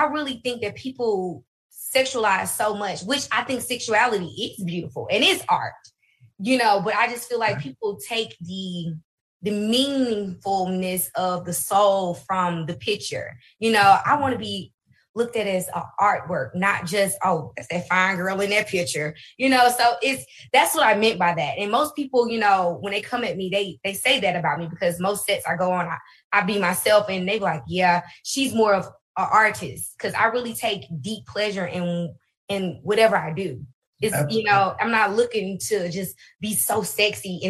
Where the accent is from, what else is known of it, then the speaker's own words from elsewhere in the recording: Alabama, United States; also born or lived in Birmingham, Alabama / Huntsville, Alabama; I'm originally from Birmingham, Alabama. Then we moved to Huntsville, Alabama.